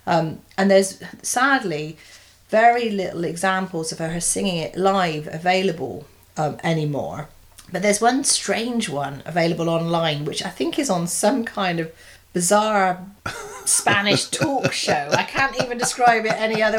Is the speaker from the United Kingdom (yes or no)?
yes; England, United Kingdom; as a Brit, and full disclosure, an English Brit